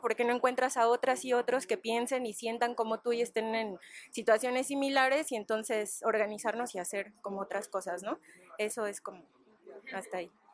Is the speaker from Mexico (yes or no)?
yes; Ecatepec, State of Mexico, Mexico; el barrio en el que yo crecí, en Ecatepec